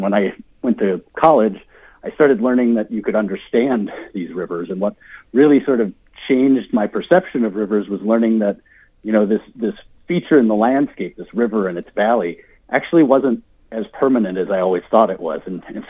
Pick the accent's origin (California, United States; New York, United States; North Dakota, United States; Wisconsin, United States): Wisconsin, United States; Prescott; moved away as an adult; now in Mankato, United States; I grew up in Prescott, Wisconsin, which is a suburb of Minneapolis-St. Paul. And Prescott is actually a river town. It's on the confluence of the St. Croix and Mississippi rivers.